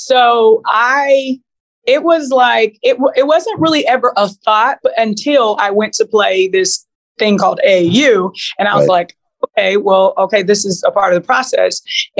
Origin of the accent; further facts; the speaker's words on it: Seattle, Washington, United States; also born or lived in Louisiana; So I grew up in Seattle before moving to Louisiana at a time where, you know, gangbanging, Crips and Bloods was like a thing.